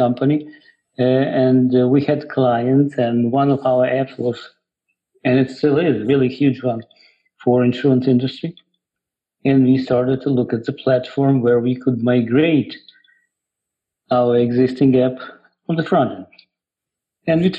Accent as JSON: {"language": "English", "country": "Ukraine", "tie": "born or raised there", "also_born_or_lived": "Russia", "second_language": "English", "moved": "as an adult", "lives_now": "United States", "said": "I was born in Ukraine. Then I went to Russia. I got my master's degree in applied math over there. Then I came back to Ukraine for a little bit, working as a programmer. And then I came to the United States in the 90s."}